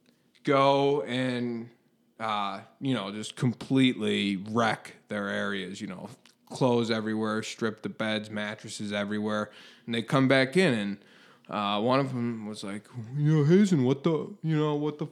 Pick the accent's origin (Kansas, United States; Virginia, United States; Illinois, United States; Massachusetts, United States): Illinois, United States; Glenview; I grew up in Glenview, smallish town